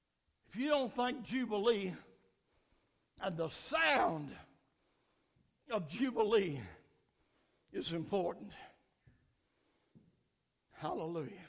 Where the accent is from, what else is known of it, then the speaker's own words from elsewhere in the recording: United States; I celebrated July 4th as American